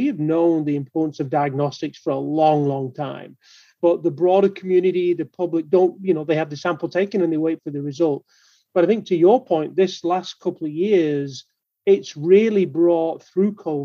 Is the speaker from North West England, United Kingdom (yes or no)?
yes; Manchester, North West England, United Kingdom; moved away as an adult; now in Baltimore, United States; I'm here in Baltimore, Maryland now, but you'll detect from my accent that I'm not a native Baltimorean. Right? So I'm from Manchester in the UK